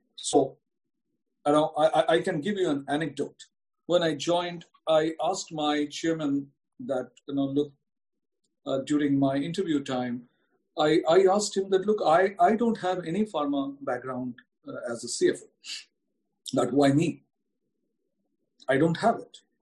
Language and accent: English; India; as an Indian